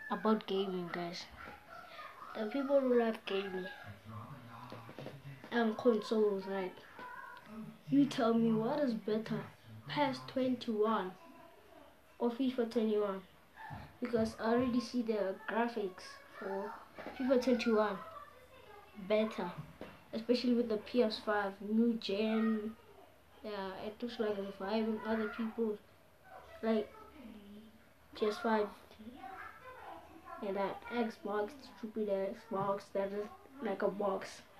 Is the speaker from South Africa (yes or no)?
yes; South Africa; I am from South Africa, living in Pretoria.